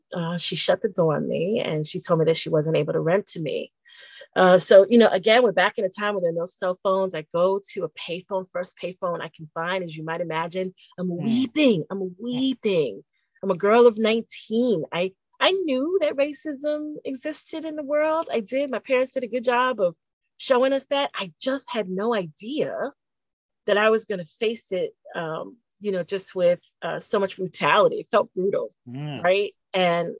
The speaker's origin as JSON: {"language": "English", "town": "New York City", "region": "New York", "country": "United States", "tie": "born or raised there", "said": "growing up in the Bronx as a Black girl with a German Hungarian name"}